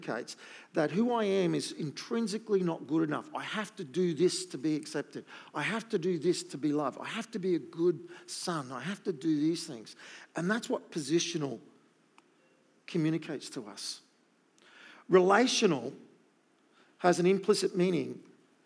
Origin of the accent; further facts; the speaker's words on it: Gold Coast, Queensland, Australia; when you live on the Gold Coast